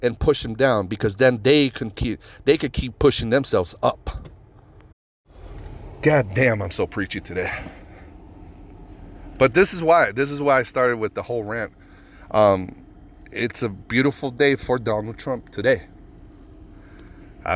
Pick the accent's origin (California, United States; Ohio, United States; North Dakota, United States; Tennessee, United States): California, United States; Fresno; also born or lived in Mexico; I'm from shitty Fresno